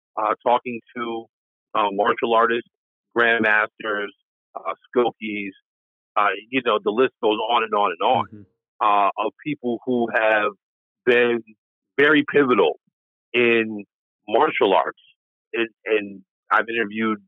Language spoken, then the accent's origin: English; upstate New York, United States; also born or lived in Washington State; being a New Yorker, upstate New Yorker